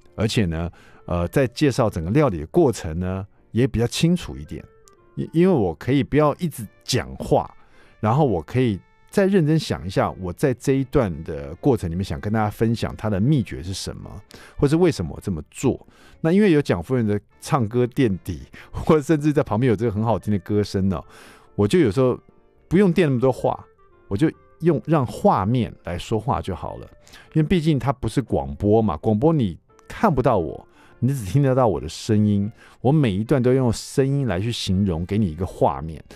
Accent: Taiwan; 比如说我们台湾人喜欢吃那种海鲜粥

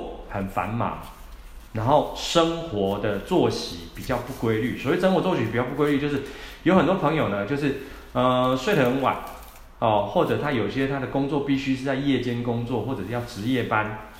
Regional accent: Taiwan; 而且我们台湾人吃东西哦，我常常讲， 吃东西的量都非常的多

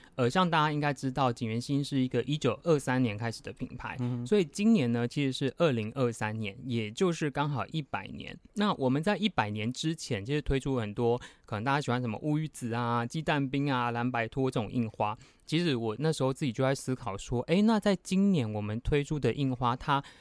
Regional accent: Tainan, Taiwan; 我就是小时候在新兴国宅长大

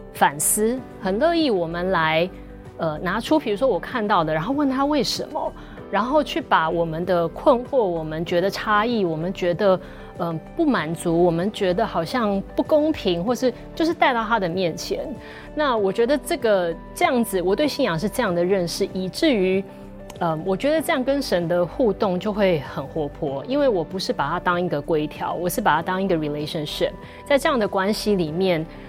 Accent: Taiwan; also born or lived in United States; 我其实出生是在美国，因为我父母那时候在那边求学，然后工作，嗯。所以，呃，我在美国，但是我小学二年级就来台湾了，然后自此之后就是在台湾的学校念书，然后工作，一直到现在

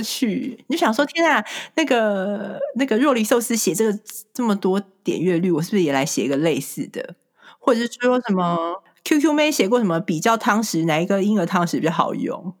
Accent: Taiwan; moved away as an adult; now in United States; 我身为台湾人

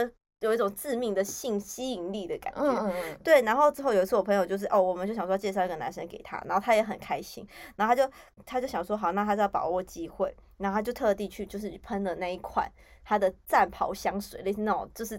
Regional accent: Yunlin County, Taiwan; moved away; 就我回回我们云林老家，

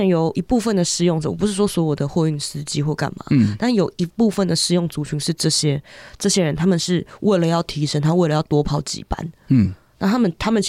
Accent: Taiwan; 我们台湾人

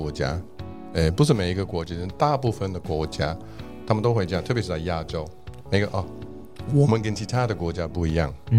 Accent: Scotland, United Kingdom; Chinese is a second language; now in Taiwan; 就是因为我爸就是强迫我要喝 whisky，因为我是苏格兰人，

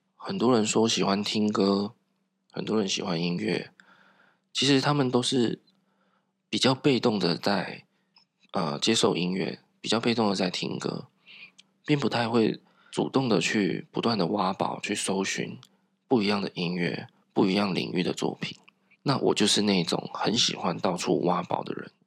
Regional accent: southern Taiwan, Taiwan; 我从小在南部长大，那长辈啊 都是讲台语

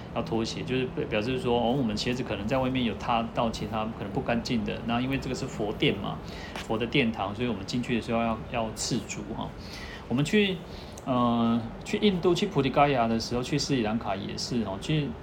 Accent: Taiwan; 我们台湾人都习惯这样子

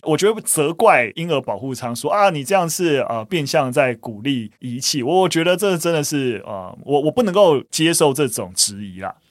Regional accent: Taiwan; 我们其实出生在台湾，那你在台湾出生，你就是台派啊

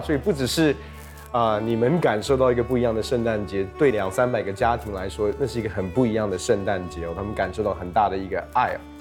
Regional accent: United States; now in Taiwan; 我大部分的时间其实在国外长大，那国外过圣诞节就跟台湾很不一样

